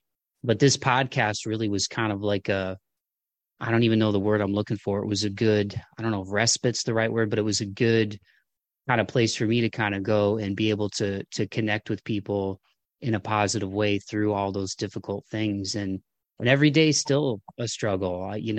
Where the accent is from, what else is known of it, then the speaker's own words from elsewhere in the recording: Midwest, United States; the kind of rub the dirt on it, suck it up kind of stuff that probably I grew up with in the Midwest.